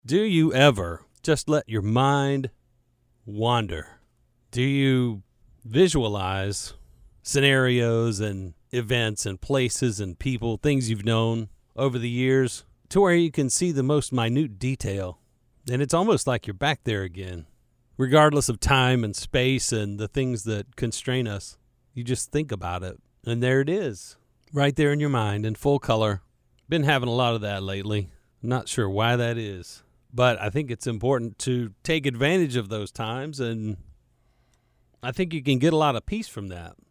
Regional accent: Charlotte, North Carolina, United States; growing up in Charlotte and being a, a Charlotte native, like me

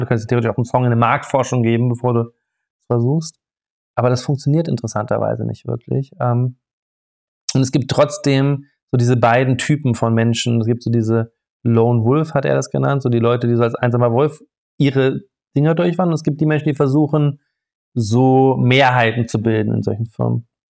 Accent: Freiburg, Baden-Württemberg, Germany; ich bin im Schwarzwald aufgewachsen, ähm, also in Freiburg

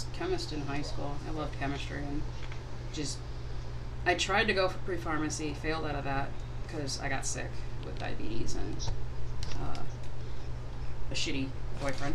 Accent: Bridgeport, United States; We grew up in Bridgeport

